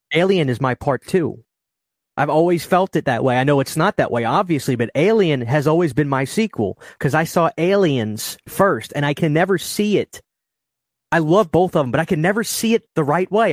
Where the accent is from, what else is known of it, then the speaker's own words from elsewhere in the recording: New Orleans, Louisiana, United States; As a kid, growing up in New Orleans